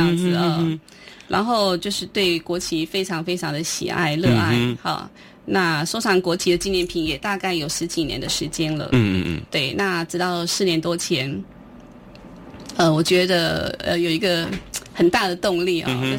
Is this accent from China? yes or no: no; Taiwan; 因为其实因为我们都是呃外省第二代的孩子哦，那从小就是呃住在眷村里面嘛，那父亲是军人。